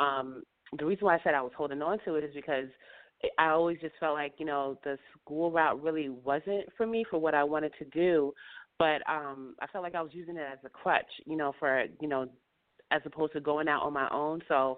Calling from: upstate New York, United States; Hi, I'm calling from upstate New York.

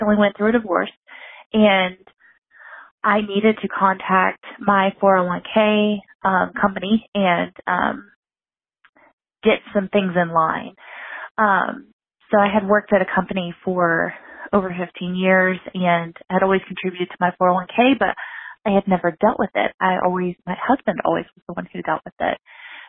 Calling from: Kentucky, United States; I'm calling from Kentucky.

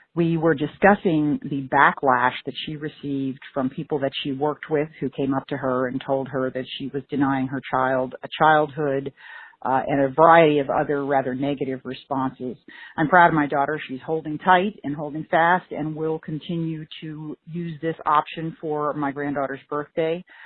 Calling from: Maryland, United States; I'm calling from Maryland

